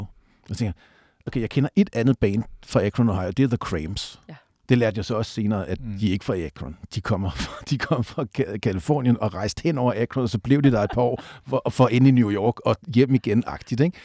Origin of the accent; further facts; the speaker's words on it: Southwest Jutland, Southern Denmark, Denmark; nu er jeg vokset op nede på Sydvestjylland